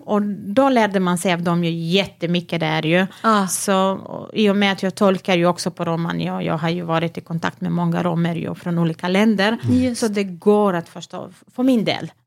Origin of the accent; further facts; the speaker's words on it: Vranje, Pčinja District, Serbia; Swedish is a second language; moved away as an adult; now in Halmstad, Sweden; jag föddes i Vranje, i en mm. stad i Serbien, mm -hmm. och jag är uppväxt där